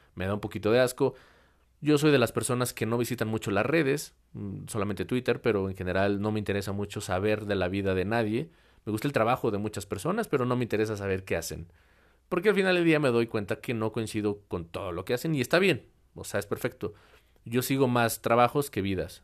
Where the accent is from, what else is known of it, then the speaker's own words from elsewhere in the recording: Mexico; aquí en, en México, en mi país